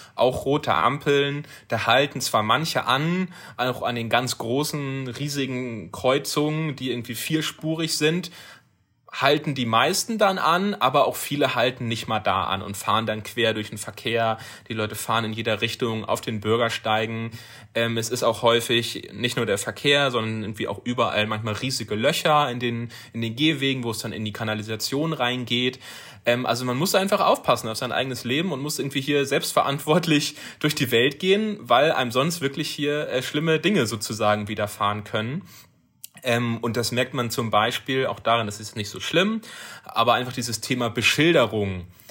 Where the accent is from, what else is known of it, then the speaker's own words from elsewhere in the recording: Germany; bei uns in Deutschland